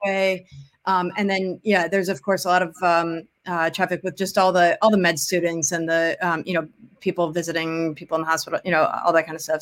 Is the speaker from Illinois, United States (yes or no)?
yes; Wilmette, Illinois, United States; moved away as an adult; also born or lived in New Orleans; now in Chicago, United States; I'm from Wilmette, um, uh, in the suburbs of Chicago